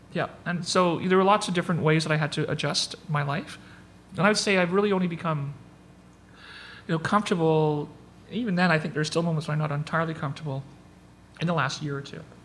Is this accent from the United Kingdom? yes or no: no; Northern Ontario, Canada; I grew up in Northern Ontario